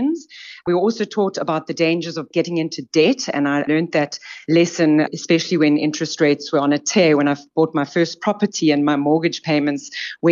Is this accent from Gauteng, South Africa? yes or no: no; Eastern Cape, South Africa; I'm an Eastern Cape girl. I grew up in the country in the Eastern Cape